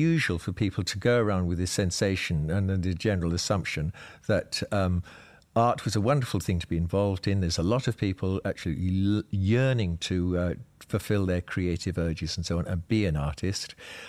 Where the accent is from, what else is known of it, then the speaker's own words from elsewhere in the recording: South East England, United Kingdom; I mean, growing up in Sussex at that particular time, it was a fairly bohemian place.